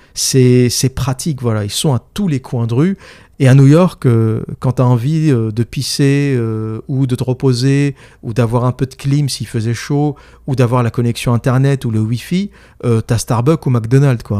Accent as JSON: {"language": "French", "country": "France", "said": "I'm French, je suis français."}